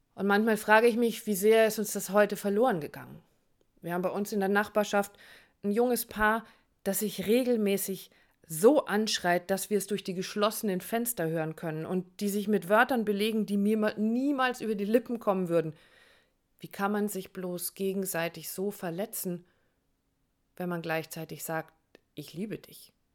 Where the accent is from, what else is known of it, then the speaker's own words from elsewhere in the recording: Hamburg, Germany; meine Heimat Hamburg